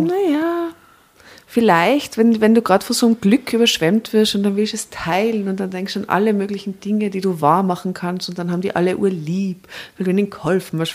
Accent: Tyrol, Austria; ich bin aus Tirol

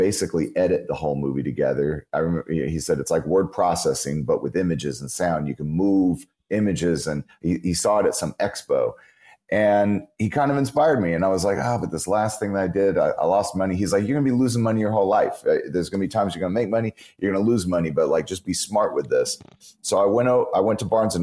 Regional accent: California, United States; also born or lived in Memphis, Tennessee; I grew up in California for a lot of my life

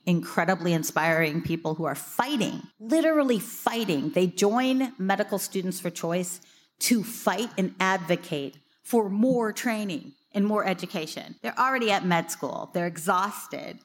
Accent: Missouri, United States; my home state of Missouri

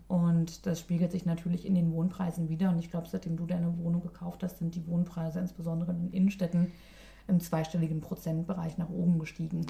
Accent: Berlin, Germany; moved away as an adult; now in Sweden; Ich komme aus Berlin

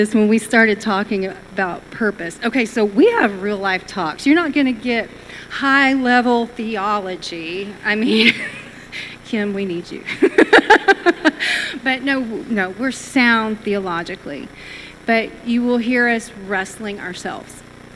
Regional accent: Texas, United States; I'm Texan

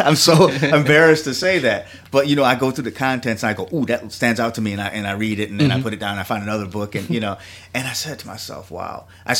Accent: Jamaica; You know, I'm Jamaican. I'm a meatosaurus.

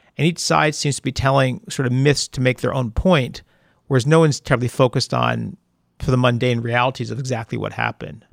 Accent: Amherst, Massachusetts, United States; I grew up in Amherst, Massachusetts.

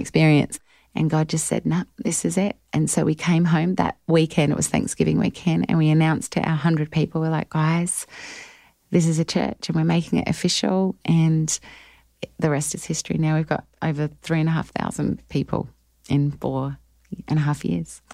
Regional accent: Adelaide, South Australia, Australia; accent: Australian; moved away as an adult; also born or lived in Melbourne, Australia; now in Nashville, United States; I grew up in Adelaide, South Australia, but lived in Melbourne the last ten years

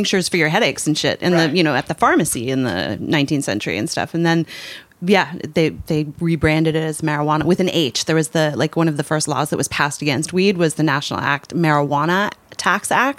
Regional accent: Canada; I'm Canadian, so I am a metric baby.

